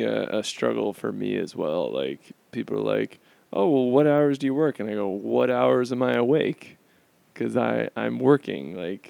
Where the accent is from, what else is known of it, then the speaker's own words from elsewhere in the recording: Florida, United States; moved away as an adult; now in Chicago, United States; I'm from Florida as well.